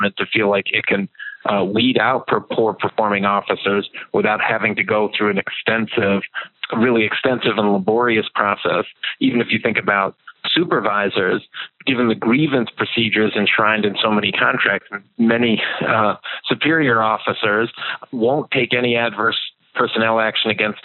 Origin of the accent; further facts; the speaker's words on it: New York, United States; I'm from New York